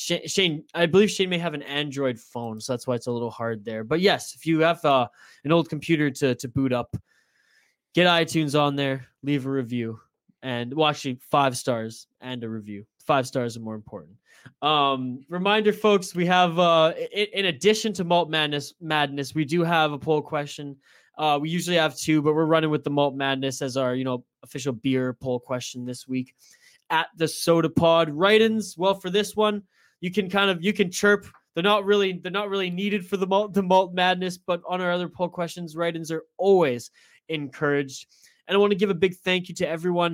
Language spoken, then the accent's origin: English; Canada; I'm as Canadian as they come